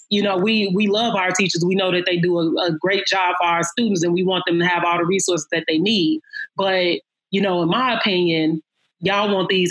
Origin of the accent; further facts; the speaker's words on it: Chicago, Illinois, United States; I'm from Chicago, born, raised, still live here.